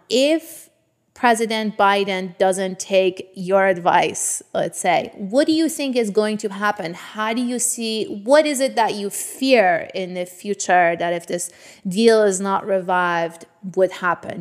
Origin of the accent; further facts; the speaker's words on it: Tehran, Tehran Province, Iran; I grew up in Tehran during the war with Iraq, the Iran-Iraq war in the nineteen eighties